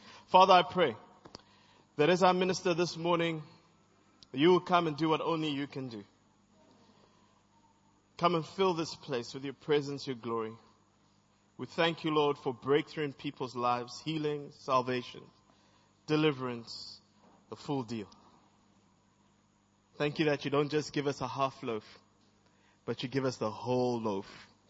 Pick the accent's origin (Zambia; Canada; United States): Zambia; also born or lived in Zimbabwe / East Germany; now in South Africa; I'm from Zambia, I'm from Zimbabwe, I'm from East Germany, and I'm currently from South Africa.